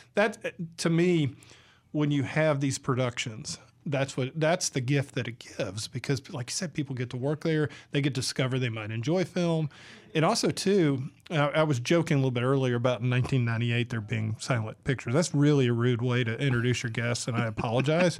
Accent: Georgia, United States; moved away; I'm from Georgia

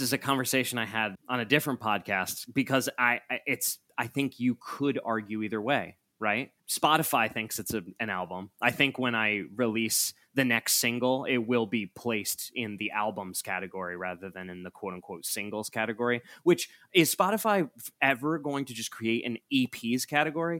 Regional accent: Hudson, New York, United States; moved away as an adult; also born or lived in Albany, New York; now in Los Angeles, United States; I grew up in Hudson. Generations of my family grew up in Hudson

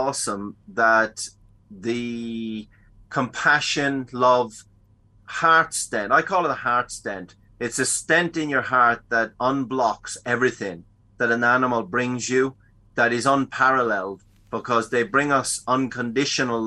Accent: Dublin, Leinster, Ireland; Dublin's my hometown

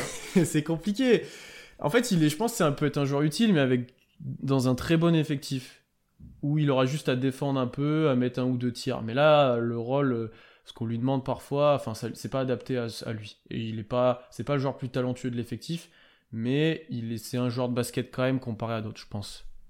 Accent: France; je sais qu'on est français

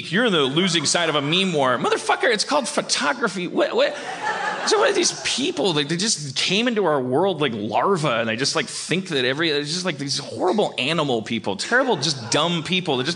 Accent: California, United States; I'm just saying I'm a Californian.

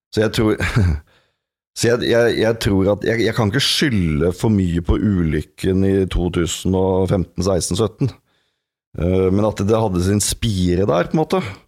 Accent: Norway; jeg er en mann, jeg er norsk, jeg er 44 år

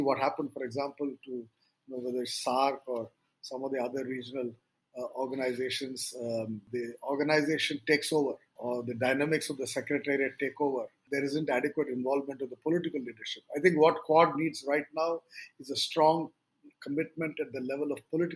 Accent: India; as an Indian

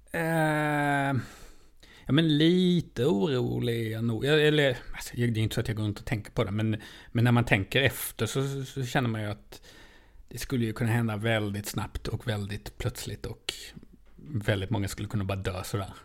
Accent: Lund, Skåne, Sweden; Jag är ändå från Lund

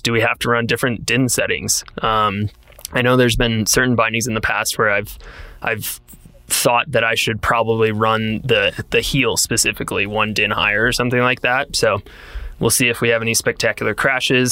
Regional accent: Wisconsin, United States; growing up in Wisconsin

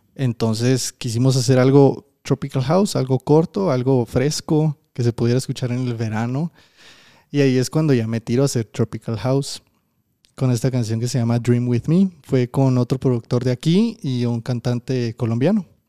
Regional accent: Guatemala; yo también soy de Guate

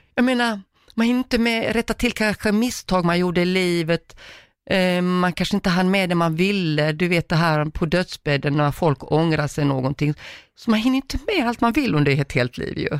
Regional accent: Croatia; also born or lived in Uganda; now in Sweden; jag är född i Kroatien, mina gener där och allt vad det innebär. Och så kommer man till Sverige

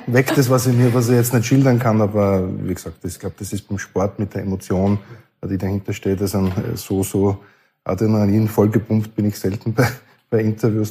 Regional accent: Burgenland, Austria; bei der Akademie bei uns im Burgenland

